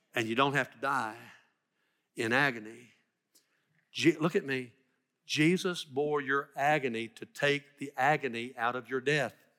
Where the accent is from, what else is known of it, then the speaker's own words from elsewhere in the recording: Dyersburg, Tennessee, United States; moved away; I love my hometown. I went to school there, K through twelve